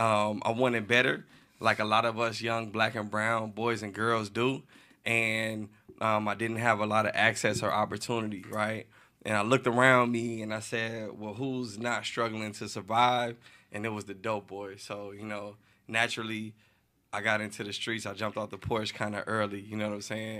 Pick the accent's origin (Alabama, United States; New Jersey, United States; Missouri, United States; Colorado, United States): Missouri, United States; St. Louis; I'm from Saint Louis. I'm from all the bad blocks, you know what I'm saying? Um, I grew up a little bit, you know, everywhere